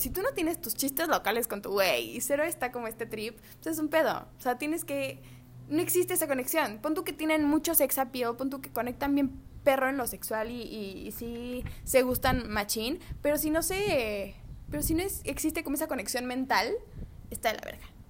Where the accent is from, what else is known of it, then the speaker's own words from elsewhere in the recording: Mexico City, Mexico; now in Culiacán, Mexico; soy chilanga, vivo en Culiacán